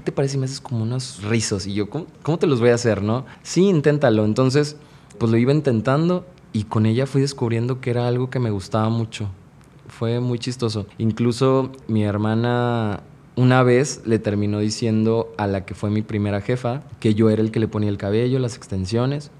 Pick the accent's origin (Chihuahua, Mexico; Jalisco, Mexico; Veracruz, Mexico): Veracruz, Mexico; moved away as an adult; now in Mexico City, Mexico; Yo soy de Veracruz, del puerto de Veracruz. Trabajé como cuatro años en Veracruz y después decidí este, irme de Veracruz a trabajar a la Ciudad de México.